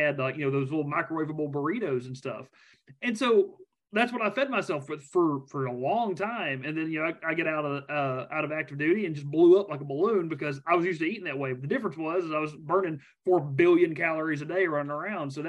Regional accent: South Arkansas, United States; moved away as an adult; I grew up in South Arkansas

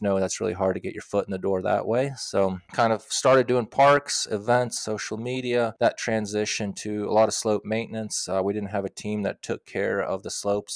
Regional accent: Knoxville, Tennessee, United States; moved away as an adult; also born or lived in Moscow, Russia / Davis, California; now in Nevada, United States; I spent from fourth grade on, I grew up in, in Knoxville, Tennessee

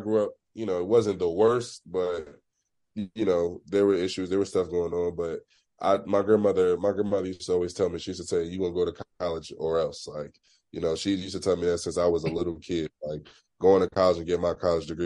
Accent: Philadelphia, Pennsylvania, United States; growing up in Philly

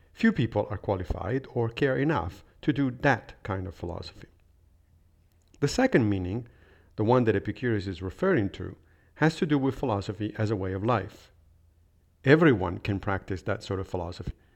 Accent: Rome, Lazio, Italy; moved away; I did study philosophy in high school when I was growing up in Rome

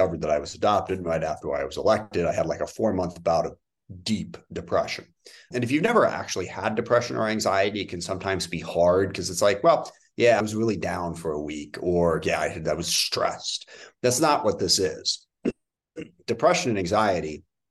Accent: SeaTac, Washington, United States; I grew up in the SeaTac area south of Seattle.

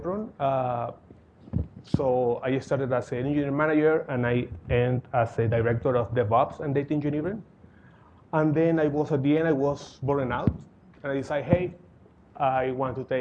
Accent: Caracas, Capital District, Venezuela; moved away as an adult; now in New York, United States; I grew up in Caracas, Venezuela

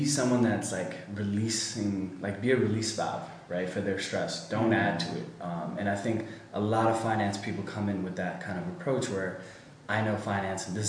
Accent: United States; moved away; I was born and raised in the States

